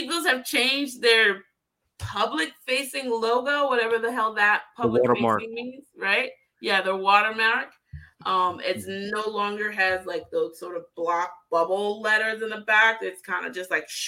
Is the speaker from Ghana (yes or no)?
yes; Ghana; moved away; my home country, go Ghana.